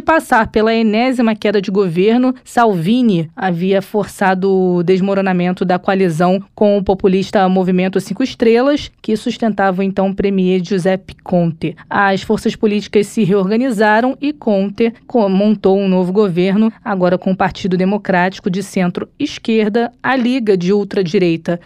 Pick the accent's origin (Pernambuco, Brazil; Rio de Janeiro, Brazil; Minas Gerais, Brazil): Rio de Janeiro, Brazil; accent: carioca; eu perderia o meu carioquês com tanta facilidade